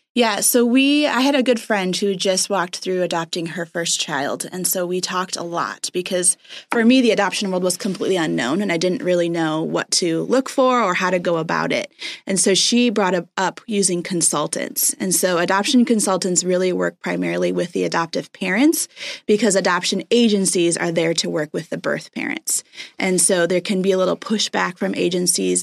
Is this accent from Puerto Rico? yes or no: yes; Puerto Rico; moved away; we grew up in Puerto Rico.